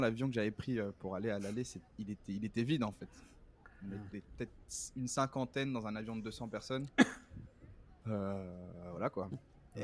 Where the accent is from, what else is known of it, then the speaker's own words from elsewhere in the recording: Brussels, Brussels-Capital Region, Belgium; moved away as an adult; now in New York, United States; je suis né à Bruxelles, en Belgique.